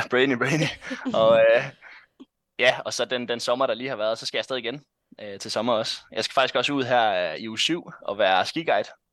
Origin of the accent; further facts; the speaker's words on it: North Jutland, North Denmark Region, Denmark; jeg kommer fra Nordjylland. Hasund hedder den by faktisk, jeg bor i. Den ligger øh, en halv time fra Aalborg cirka